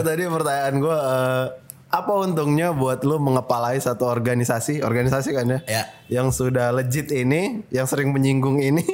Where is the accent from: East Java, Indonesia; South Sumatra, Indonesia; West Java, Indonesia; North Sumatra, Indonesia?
North Sumatra, Indonesia; Medan; gue orang Medan